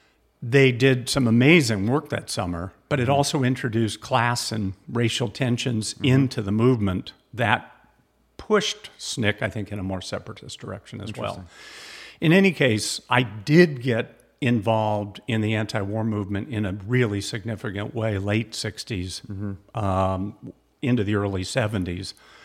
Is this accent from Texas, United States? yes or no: no; California, United States; I grew up in Southern California.